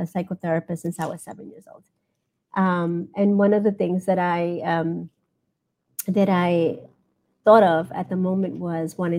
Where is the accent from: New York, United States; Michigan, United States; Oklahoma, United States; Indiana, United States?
New York, United States; New York City; also born or lived in Ecuador; I was born in Ecuador, and I came to the States when I was three. I'm an indigenous immigrant, woman of color, and that's the way I identify. I grew up in New York City, in Brooklyn